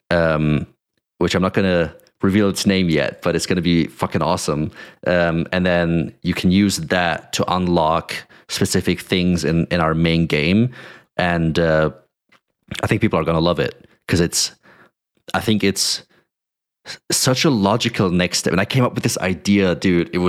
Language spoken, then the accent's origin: English; Germany; I grew up like in Germany most most of my uh, most of my teenage years.